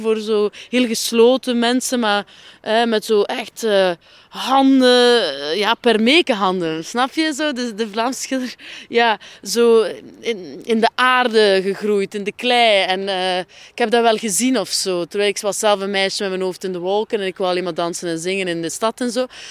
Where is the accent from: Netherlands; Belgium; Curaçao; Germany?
Belgium; Flemish Ardennes, countryside south of Ghent, Flanders; het platteland onder Gent. Wat men de Vlaamse Ardennen noemt